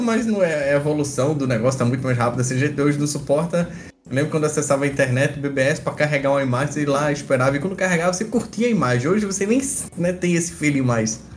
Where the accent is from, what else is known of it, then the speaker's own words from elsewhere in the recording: Recife, Pernambuco, Brazil; sou de Recife aí do Nordeste